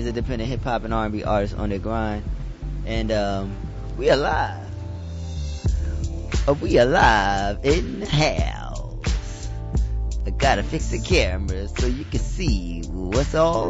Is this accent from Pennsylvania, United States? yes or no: yes; Philadelphia, Pennsylvania, United States; I'm from Philly